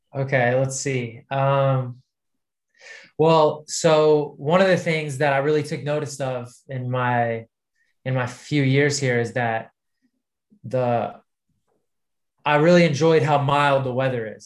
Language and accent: English; United States; now in United Kingdom; I was American